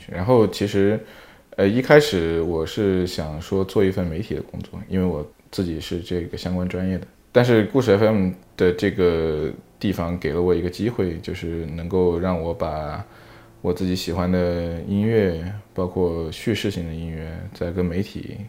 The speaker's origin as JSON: {"language": "Chinese", "region": "Sichuan", "country": "China", "also_born_or_lived": "Australia", "moved": "yes", "said": "我是我是四川人"}